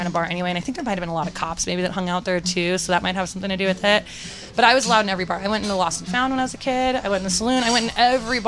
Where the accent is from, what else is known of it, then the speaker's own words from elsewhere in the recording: San Francisco, California, United States; I grew up in North Beach